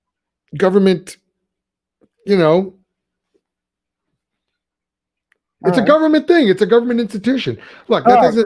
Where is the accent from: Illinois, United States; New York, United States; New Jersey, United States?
Illinois, United States; Chicago; we're from Chicago.